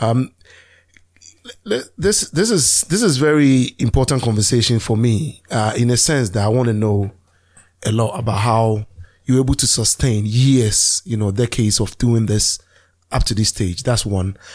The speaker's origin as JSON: {"language": "English", "country": "Ghana", "said": "I'm the non-Nigerian here. I'm Ghanaian"}